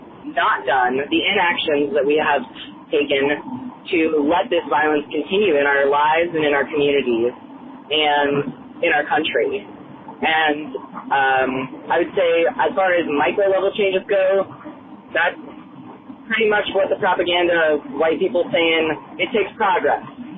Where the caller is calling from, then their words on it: Columbus, Ohio, United States; Hi, Todd. … I am from Columbus, Ohio.